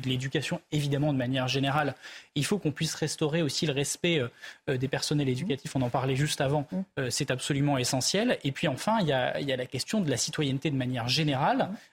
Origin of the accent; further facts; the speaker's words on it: Ardèche, Auvergne-Rhône-Alpes, France; j'ai grandi en Ardèche